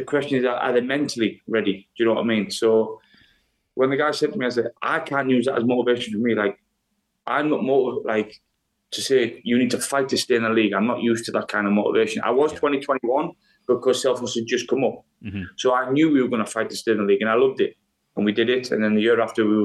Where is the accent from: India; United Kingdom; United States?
United Kingdom; England; moved away as an adult; now in Iceland; I'm from England.